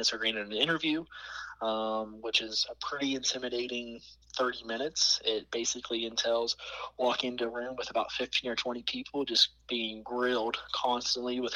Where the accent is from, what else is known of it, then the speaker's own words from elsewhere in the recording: Elkins, West Virginia, United States; I was born and raised right here in West Virginia. I was raised about an hour and a half south of Morgantown in a little town called